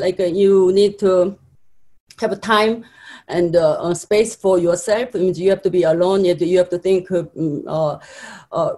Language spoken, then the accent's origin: English; South Korea; moved away as an adult; now in United States; I'm from Korea